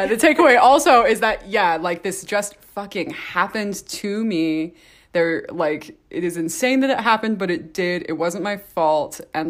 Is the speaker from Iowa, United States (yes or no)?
no; St. George, Utah, United States; born there; also born or lived in Texas / Idaho; this is actually my return to Utah because I was born in St. George.